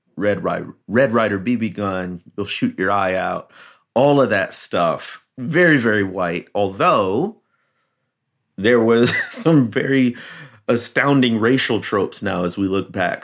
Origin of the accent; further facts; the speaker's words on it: Chicago, Illinois, United States; I grew up in the Chicagoland area